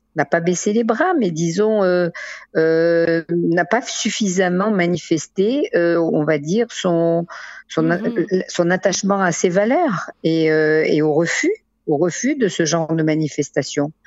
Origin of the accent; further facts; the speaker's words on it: France; now in Israel; on a grandi en France, on a importé avec nous cette, ce, ce respect de l'autre